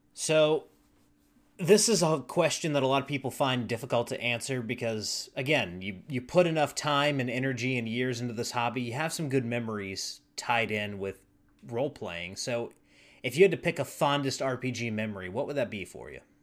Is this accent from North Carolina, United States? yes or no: yes; Charlotte, North Carolina, United States; now in Nashville, United States; I'm from Charlotte, North Carolina originally